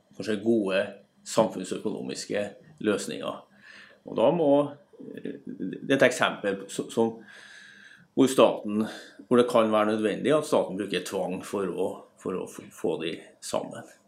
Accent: Trondheim, Trøndelag, Norway; der jeg kommer fra, Trondheim

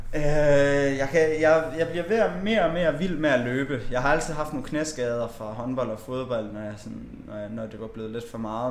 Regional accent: Bjerringbro, Central Denmark Region, Denmark; now in Aarhus, Denmark; vi har også et kanofirma hjemme i Bjerringbro

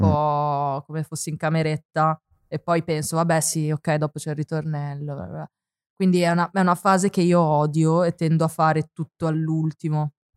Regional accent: Forlì, Emilia-Romagna, Italy; also born or lived in Apulia; io sono cresciuta a Forlì, mm-hmm. nonostante sia nata in Puglia

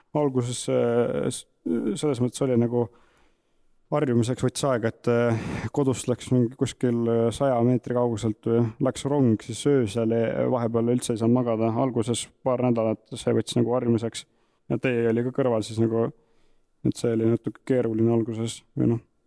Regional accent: Tihemetsa, Pärnu County, Estonia; pärit Tihemetsast, terve elu Tihemetsas elanud Saarde vallas

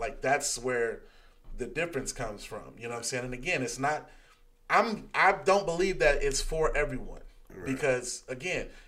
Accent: Oakland, California, United States; I grew up in Oakland

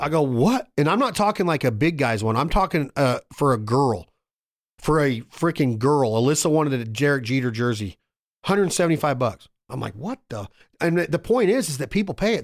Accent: Reno, Nevada, United States; my hometown, Reno, Nevada

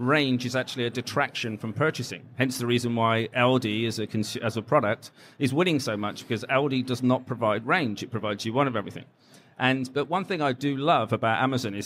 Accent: England, United Kingdom; I'm English

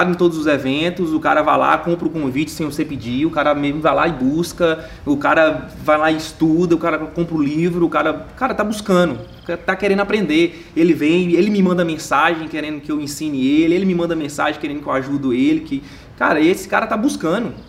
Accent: Minas Gerais, Brazil; moved away as an adult; now in São Paulo, Brazil; Por exemplo, foi o meu caso, eu, cara, eu saí de Minas fui para São Paulo.

